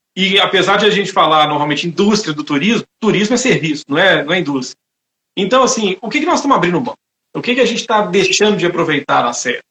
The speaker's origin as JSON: {"language": "Portuguese", "town": "Itabira", "region": "Minas Gerais", "country": "Brazil", "tie": "born or raised there", "said": "Eu sou de Itabira, eu cresci a menos de um quilômetro de distância de uma mina gigantesca"}